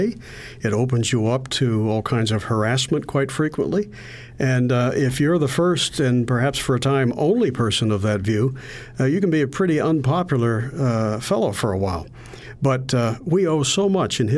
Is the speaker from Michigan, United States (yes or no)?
no; Western Pennsylvania, United States; I grew up in Western Pennsylvania